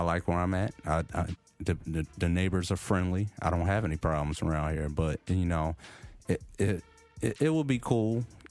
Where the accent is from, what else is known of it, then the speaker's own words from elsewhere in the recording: Philadelphia, Pennsylvania, United States; growing up in Philly